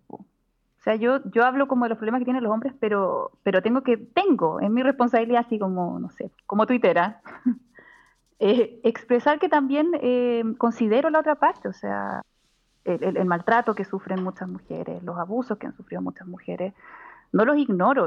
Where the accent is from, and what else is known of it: Chile; moved away